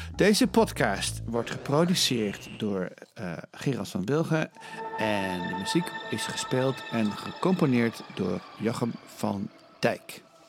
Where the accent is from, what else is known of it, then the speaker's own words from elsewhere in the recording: Netherlands; now in United States; als Nederlander erg veel pijn doet. Want je, wat, je groeit dan ook op met, de, met het, weet je wel, hoe de duinen groeien